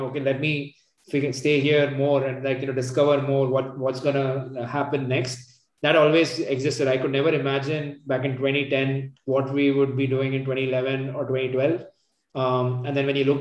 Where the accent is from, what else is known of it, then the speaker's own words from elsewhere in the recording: Bangalore, Karnataka, India; moved away as an adult; also born or lived in Gurgaon; So my my hometown and my folks are at Bangalore.